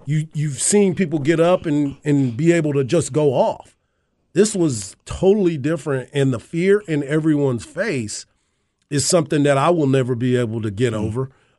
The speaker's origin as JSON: {"language": "English", "region": "Texas", "country": "United States", "said": "I'm from Texas."}